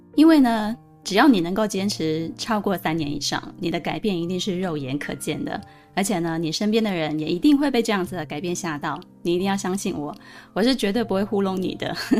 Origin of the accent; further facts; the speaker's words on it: Pingtung, Pingtung County, Taiwan; moved away; 我生长在南台湾非常纯朴的屏东